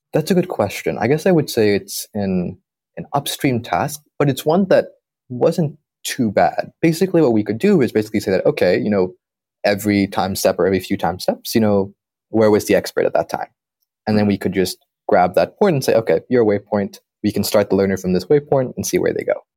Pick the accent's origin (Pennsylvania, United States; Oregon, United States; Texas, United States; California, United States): California, United States; San Diego; moved away as an adult; also born or lived in Berkeley; now in Pittsburgh, United States; I grew up in San Diego